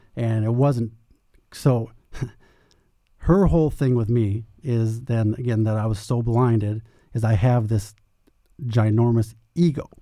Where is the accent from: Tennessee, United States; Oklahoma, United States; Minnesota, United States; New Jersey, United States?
Minnesota, United States; moved away as an adult; now in Phoenix, United States; I'm from Minnesota